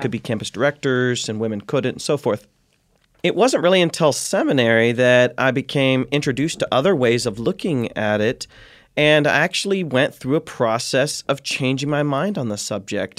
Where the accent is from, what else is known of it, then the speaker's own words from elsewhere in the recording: Ohio, United States; born and raised in Ohio, the heartland